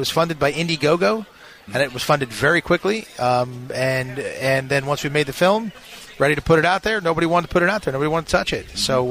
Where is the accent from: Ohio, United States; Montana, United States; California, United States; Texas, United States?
California, United States; Malibu; I grew up around acting my whole life. I grew up in Malibu, California.